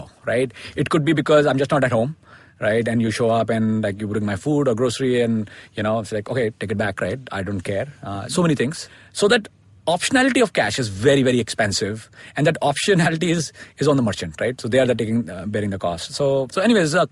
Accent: India; also born or lived in United States; I grew up in India and studied here and went to grad school in the US

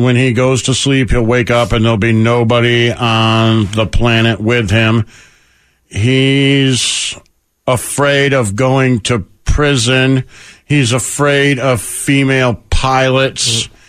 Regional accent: Canada; I'm Canadian.

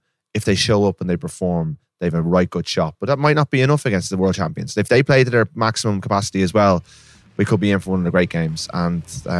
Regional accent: Ireland; as Irish people.

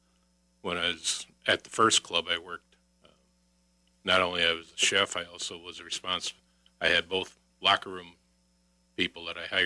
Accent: Racine, Wisconsin, United States; moved away; I was from Racine originally

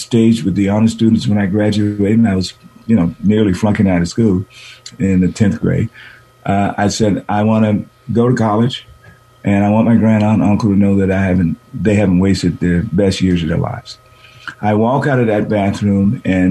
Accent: San Francisco, California, United States; moved away as an adult; also born or lived in Boston, United States; I was born here in San Francisco, the fourth of four kids

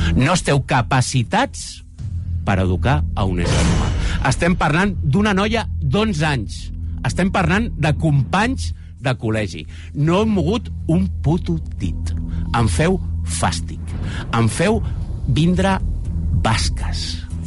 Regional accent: Baix Llobregat, Catalonia, Spain; jo, que soc del Baix Llobregat

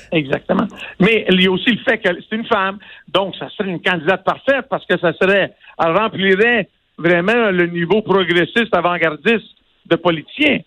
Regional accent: Quebec, Canada; Je suis né au Québec

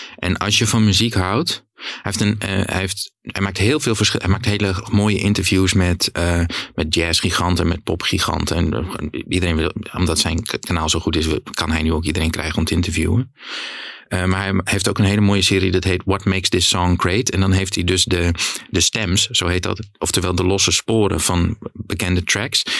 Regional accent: Denemarken, Groningen, Netherlands; Het gebied waar ik vandaan kom, eh, Midden-Oost-Groningen, aardbevingsgebied

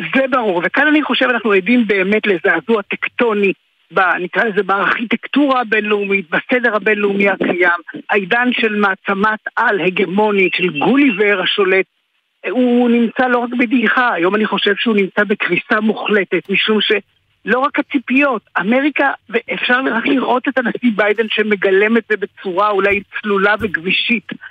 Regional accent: Kherson, Kherson Oblast, Ukraine; now in Israel; אני יליד חרסון

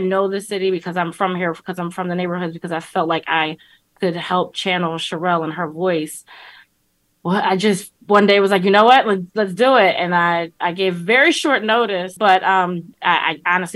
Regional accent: Philadelphia, Pennsylvania, United States; moved away as an adult; also born or lived in Washington, D.C.; I'm not just from Philly. I'm like a big Philly homer

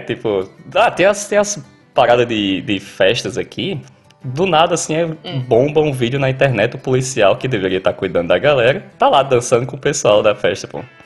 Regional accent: Patos, Paraíba, Brazil; moved away as an adult; now in Australia; eu sou de Patos, no interior da Paraíba

